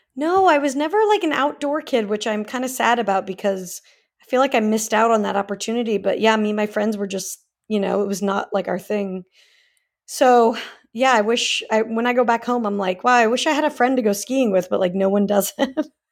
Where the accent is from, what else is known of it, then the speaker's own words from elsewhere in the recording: Salt Lake City, Utah, United States; moved away as an adult; also born or lived in California; now in Los Angeles, United States; I was born in California, but I grew up in Salt Lake for most of my life, and then, yeah, I came out here two thousand eight